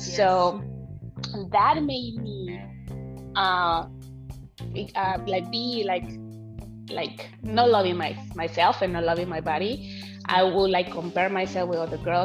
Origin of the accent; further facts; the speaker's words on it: Mexico; English is a second language; moved away as an adult; now in United States; I am actually from Mexico. I grew all my life in Mexico